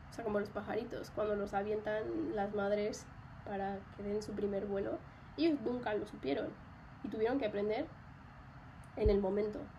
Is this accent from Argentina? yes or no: no; Mexico; mi acento se modificó. O sea, yo nunca, creo que yo nunca había tenido como un acento muy marcado en México